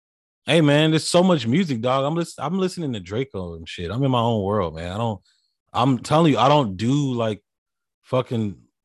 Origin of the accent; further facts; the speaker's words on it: Nashville, Tennessee, United States; also born or lived in Memphis; now in Fredericksburg, United States; And I'm from Tennessee, Nashville, and Memphis.